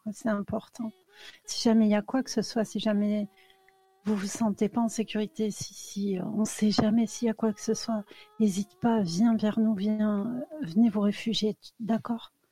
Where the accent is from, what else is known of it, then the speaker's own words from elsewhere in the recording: Moscow, Russia; je suis de Moscou, malheureusement. Hein. J'ai pas, j'ai pas beaucoup voyagé, tu vois.